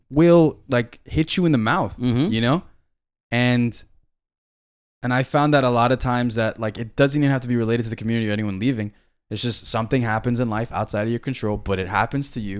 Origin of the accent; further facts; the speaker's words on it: Miami, Florida, United States; also born or lived in Tennessee / Guam; We're from Miami, and we're gonna let you know we're from Miami, and we're proud we're from Miami